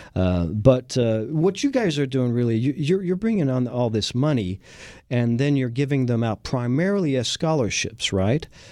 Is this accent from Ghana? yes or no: no; France; also born or lived in Texas; now in Houston, United States; having been born and raised in France